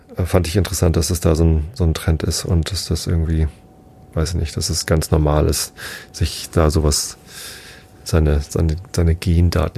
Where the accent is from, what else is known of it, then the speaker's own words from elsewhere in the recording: Wistedt, Lower Saxony, Germany; ich bin in Wistedt aufgewachsen, samt Gemeinde Tostit